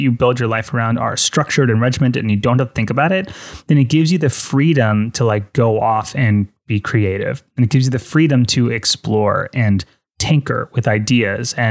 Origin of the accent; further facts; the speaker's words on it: Fort Lauderdale, Florida, United States; I'm from Fort Lauderdale